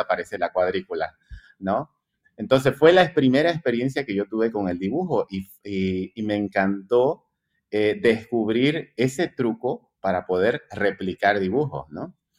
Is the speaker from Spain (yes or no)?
no; Santa Cruz de la Sierra, Santa Cruz, Bolivia; Yo nací en Santa Cruz, sí, exactamente, aquí en Santa Cruz de la Sierra, Bolivia